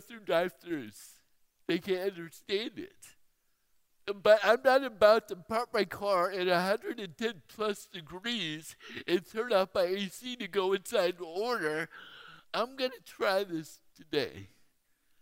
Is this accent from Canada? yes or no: no; Fairfield, California, United States; now in Phoenix, United States; I grew up in Fairfield. But now I live in Phoenix